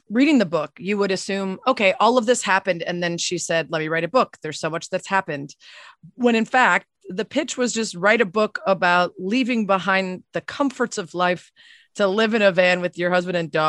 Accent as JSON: {"language": "English", "region": "Connecticut", "country": "United States", "tie": "born or raised there", "moved": "yes", "said": "I grew up in Connecticut"}